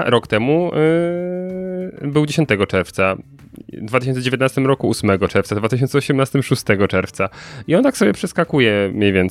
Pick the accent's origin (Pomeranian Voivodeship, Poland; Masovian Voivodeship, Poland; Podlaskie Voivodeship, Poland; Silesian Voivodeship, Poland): Silesian Voivodeship, Poland; Katowice; Ja jestem z Katowic.